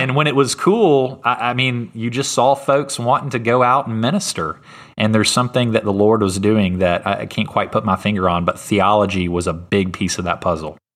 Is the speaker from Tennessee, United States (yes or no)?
yes; Germantown, Tennessee, United States; he was my pastor growing up in Germantown, Tennessee